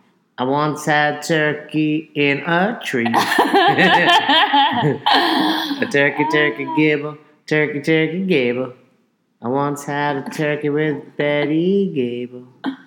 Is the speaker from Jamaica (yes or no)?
no; Peekskill, New York, United States; my hometown of Peekskill, New York.